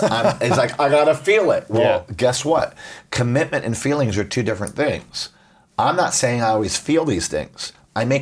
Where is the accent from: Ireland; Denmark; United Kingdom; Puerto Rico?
Puerto Rico; I grew up in Puerto Rico